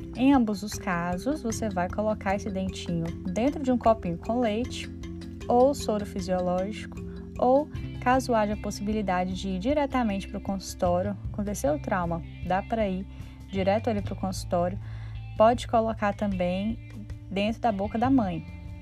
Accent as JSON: {"language": "Portuguese", "region": "Minas Gerais", "country": "Brazil", "said": "eu sou mineira"}